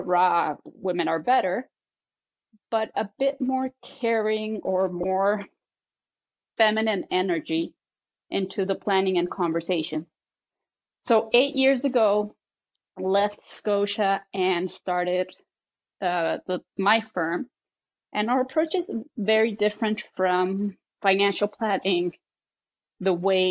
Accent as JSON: {"language": "English", "country": "Mexico", "tie": "born or raised there", "moved": "yes", "said": "I was born in Mexico in a German family, and obviously was raised in a European way in Mexico."}